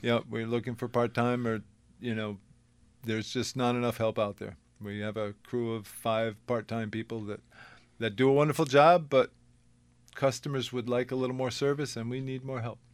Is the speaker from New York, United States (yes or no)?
no; South Windham, Connecticut, United States; I was raised in South Wyndham.